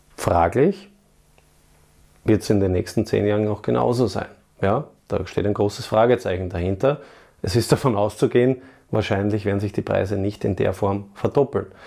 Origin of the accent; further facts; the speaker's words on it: Vienna, Austria; meine Heimatstadt Wien